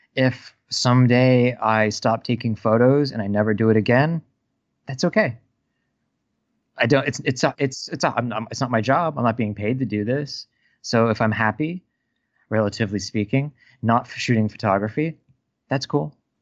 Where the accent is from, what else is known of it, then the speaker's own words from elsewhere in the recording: United States; I'm an American